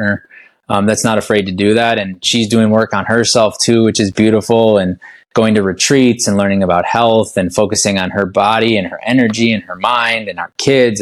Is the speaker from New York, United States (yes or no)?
no; Wisconsin, United States; moved away as an adult; also born or lived in Washington, D.C. / Baltimore; Grew up in Wisconsin. I was born and raised in Wisconsin.